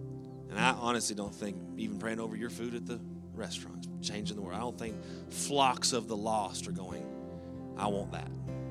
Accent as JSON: {"language": "English", "region": "Texas", "country": "United States", "said": "And, of course, that's when we're from Texas, like, \"Thank God we made it. We made it.\""}